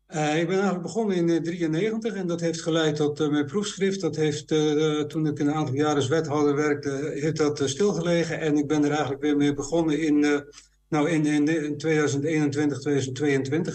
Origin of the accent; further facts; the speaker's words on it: Low Saxon area, Netherlands; ik kom wel uit het Neder-Saxische gebied